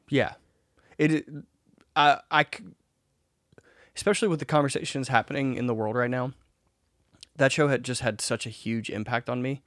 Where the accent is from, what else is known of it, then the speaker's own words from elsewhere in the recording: Mississippi, United States; I'm from Mississippi.